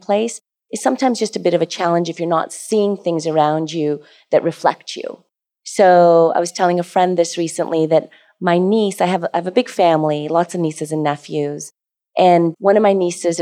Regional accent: Alberta, Canada; moved away; also born or lived in Toronto; I grew up in Alberta, even coming to Toronto first

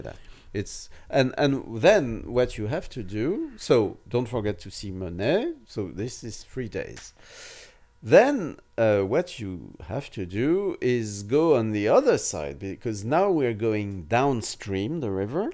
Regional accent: France

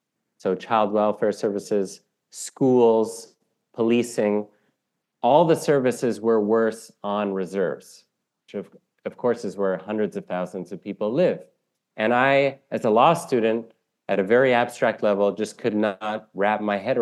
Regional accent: Canada; almost to explain it to myself as a Canadian

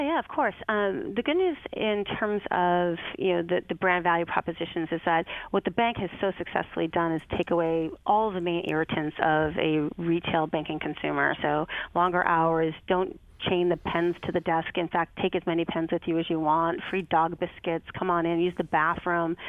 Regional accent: Boston, Massachusetts, United States; moved away as an adult; also born or lived in Chicago / Detroit; my hometown of Boston

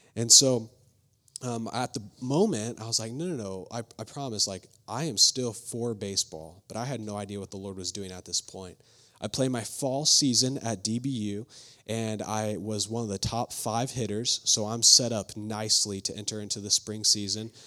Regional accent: Flower Mound, Texas, United States; also born or lived in Fairfax, Virginia; I grew up in Flower Mound, Texas, just about thirty minutes away from here

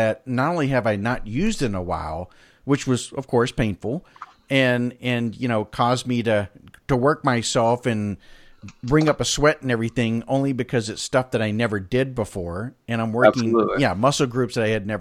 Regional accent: Pensacola, Florida, United States; I'm from Pensacola

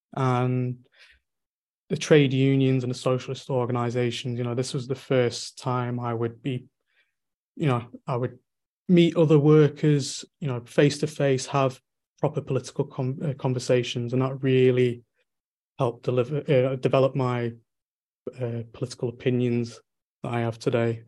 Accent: Manchester, North West England, United Kingdom; I'm from Manchester in the, in, in, England

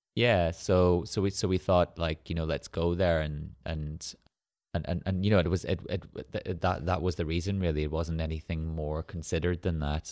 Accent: Ireland; moved away as an adult; now in Manchester, United Kingdom; where we grew up in Ireland, there were no galleries or museums

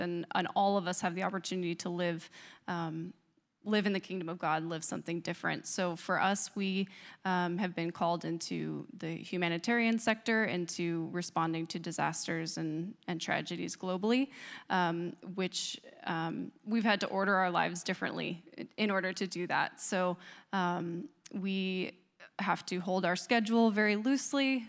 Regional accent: Northeast, United States; now in Charlottesville, United States; I grew up in the Northeast, so living in Charlottesville is now like being in the Deep South.

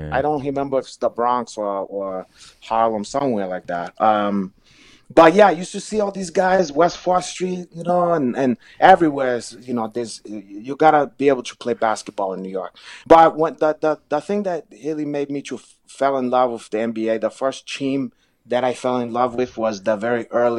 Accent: Brazil; English is a second language; now in United States; For me, you know, I used to saw when I came from Brazil, we idolized Oscar Schmidt

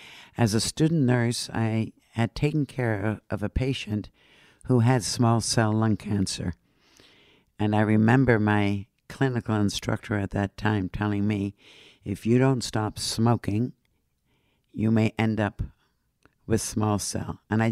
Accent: Netherlands; now in Canada; Originally, I immigrated from Holland. I'm a mother, three children, married, was a nurse. I am now retired, and of course, a smoker.

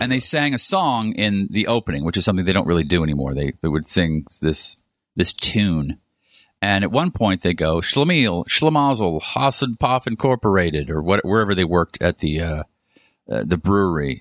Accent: East Coast, United States; now in Los Angeles, United States; I'm from the East Coast

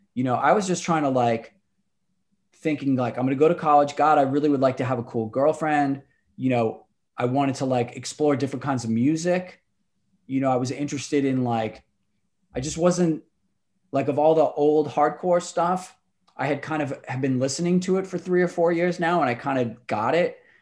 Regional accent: New York City, New York, United States; also born or lived in Astoria, Queens; I'm from Rockaway, like, uh, Irish

